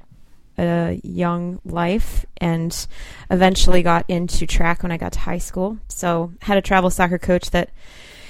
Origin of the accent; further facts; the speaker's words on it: central western Jersey, Hunterdon County, New Jersey, United States; also born or lived in Pennsylvania / Virginia; I did grow up in New Jersey from second grade on.